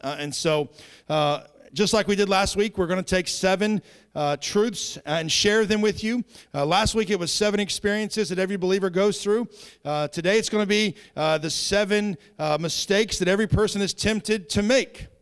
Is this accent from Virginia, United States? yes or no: yes; Southeastern Virginia, United States; I grew up in Southeastern Virginia by a bunch of hillbillies and rednecks.